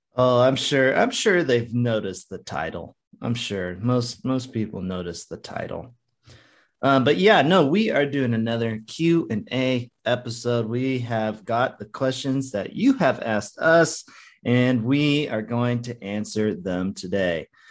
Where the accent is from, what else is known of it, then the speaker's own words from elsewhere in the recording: West Coast, United States; i grew up on the West Coast on the beach area